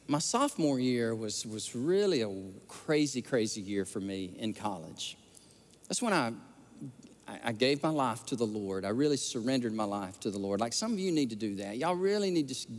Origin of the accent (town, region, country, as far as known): Alabama, United States; born or raised there